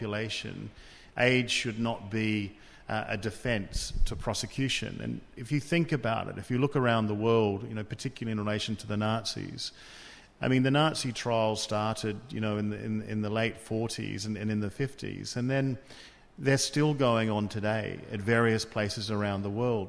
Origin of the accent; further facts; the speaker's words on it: Australia; I come from Australia